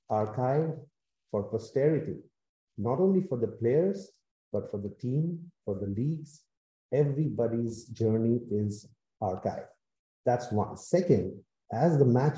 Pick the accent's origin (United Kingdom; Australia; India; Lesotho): India; I'm actually from India